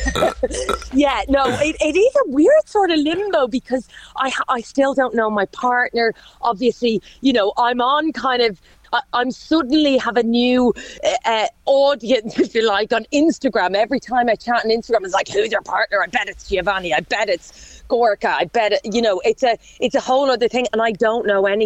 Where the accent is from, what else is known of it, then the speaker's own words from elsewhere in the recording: Ireland; accent: Irish (like Graham Norton's); a flavour of Graham in both of us. Mine in my accent